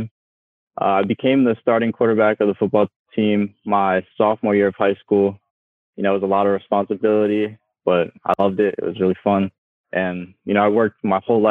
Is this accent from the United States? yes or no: yes; York, Pennsylvania, United States; I'm from York, Pennsylvania